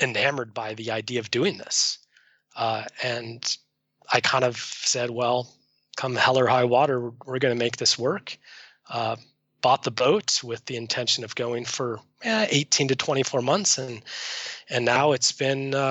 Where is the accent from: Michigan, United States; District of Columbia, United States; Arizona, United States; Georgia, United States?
Arizona, United States; moved away as an adult; also born or lived in Seattle; I grew up in Arizona, landlocked